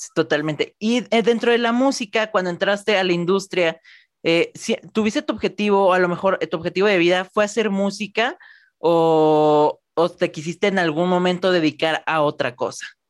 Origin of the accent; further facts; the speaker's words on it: Guadalajara, Jalisco, Mexico; yo soy de Guadalajara, México